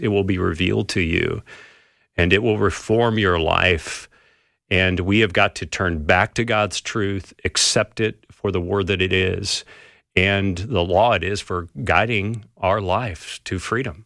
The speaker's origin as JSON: {"language": "English", "region": "California", "country": "United States", "tie": "born or raised there", "said": "I grew up in California"}